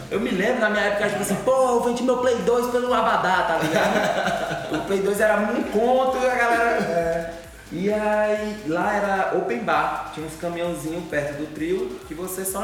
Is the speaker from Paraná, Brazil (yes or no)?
no; Bahia, Brazil; Velho, porque eu sou é, é